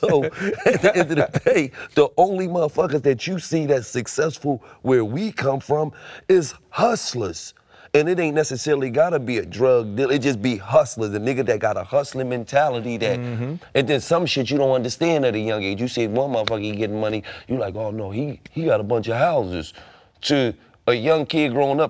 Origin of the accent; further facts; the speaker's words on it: Philadelphia, Pennsylvania, United States; growing up in Philadelphia